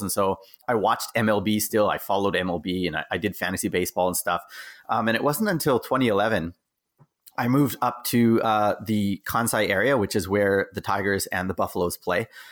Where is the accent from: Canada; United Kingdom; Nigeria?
Canada; moved away as an adult; also born or lived in Okinawa, Japan; now in Japan; gone back to my home country, which is Canada